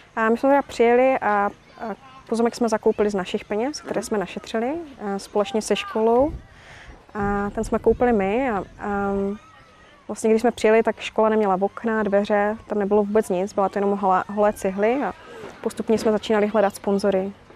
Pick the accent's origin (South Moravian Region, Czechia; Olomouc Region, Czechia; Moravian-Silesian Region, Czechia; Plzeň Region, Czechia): Moravian-Silesian Region, Czechia; Havířov; moved away as an adult; now in Uganda; jsem z Havířova a je mi 33